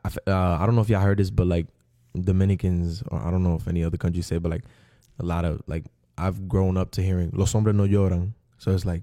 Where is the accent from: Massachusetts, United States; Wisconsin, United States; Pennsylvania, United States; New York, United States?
New York, United States; New York City; I was born in Queens